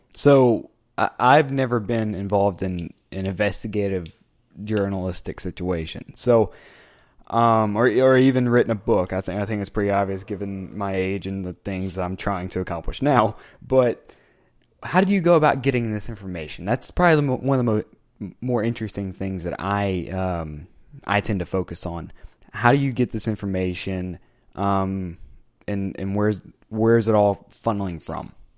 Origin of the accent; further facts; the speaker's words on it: United States; I'm an American soccer journalist